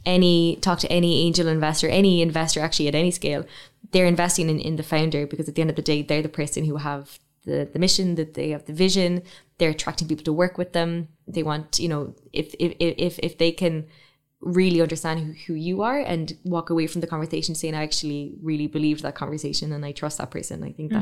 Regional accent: Ireland; one of the most amazing things about being Irish is that we can talk about anything for so long

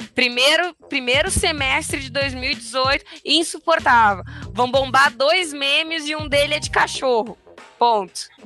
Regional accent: Rio Grande do Sul, Brazil; sou gaúcho

